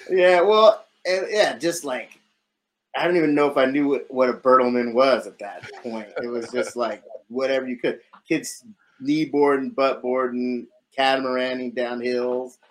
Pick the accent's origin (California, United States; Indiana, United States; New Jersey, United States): California, United States; San Diego; moved away as an adult; now in New York City, United States; It was normal, I guess, normal childhood, suburb of San Diego